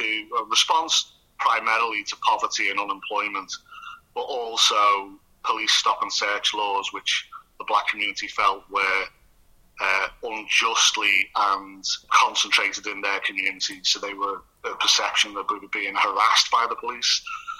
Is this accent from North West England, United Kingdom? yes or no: yes; Liverpool, North West England, United Kingdom; I grew up in the Norris Green area of Liverpool, which, interestingly, Howard Gale lived in Norris Green. But this was an overwhelmingly white neighbourhood, a white housing estate.